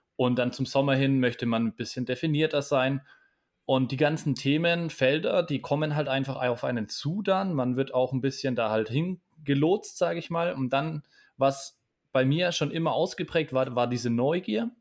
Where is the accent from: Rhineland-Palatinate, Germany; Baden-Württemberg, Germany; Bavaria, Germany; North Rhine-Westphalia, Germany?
Bavaria, Germany; Bamberg; aus meiner Heimatstadt in Bamberg